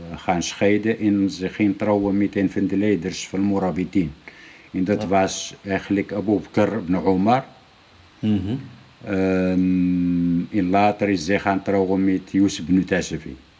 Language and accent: Dutch; Morocco; bij ons in Marokko